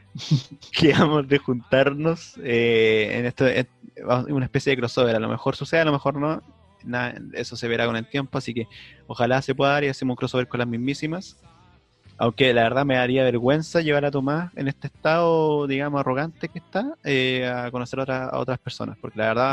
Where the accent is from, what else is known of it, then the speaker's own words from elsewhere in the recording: Puente Alto, Santiago Metropolitan Region, Chile; Yo soy de Puente Alto